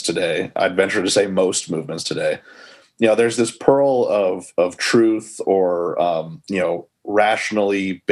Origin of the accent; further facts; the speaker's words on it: United States; I say college, I'm American, I say college.